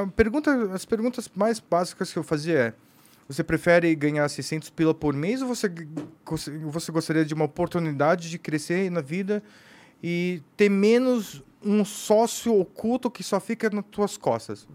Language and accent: Portuguese; São Paulo, Brazil; sou brasileiro, nasci aqui